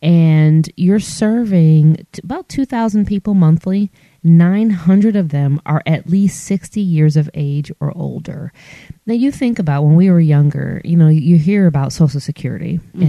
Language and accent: English; Michigan, United States; now in Alabama, United States; because I'm not from here. I'm from Michigan. And so all of my immediate family's in Michigan.